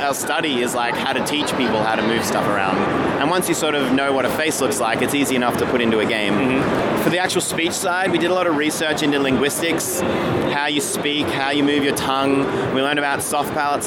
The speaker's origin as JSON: {"language": "English", "country": "Australia", "also_born_or_lived": "Brisbane, Queensland", "said": "We're from Australia. We actually live in Brisbane, in sunny Queensland."}